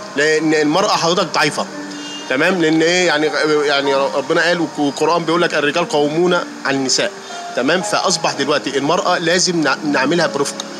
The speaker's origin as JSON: {"language": "Arabic", "country": "Egypt", "said": "عندنا في مصر"}